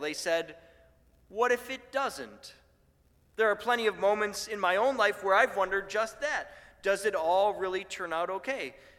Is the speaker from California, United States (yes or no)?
no; Buffalo, New York, United States; moved away; where I grew up in Buffalo